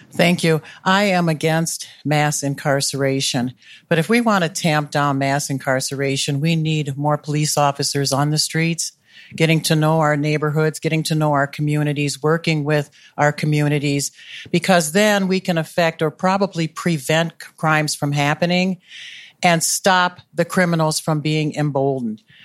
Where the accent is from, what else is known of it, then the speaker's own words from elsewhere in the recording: Milwaukee, Wisconsin, United States; moved away as an adult; also born or lived in North Minneapolis; now in Minneapolis, United States; I grew up in Milwaukee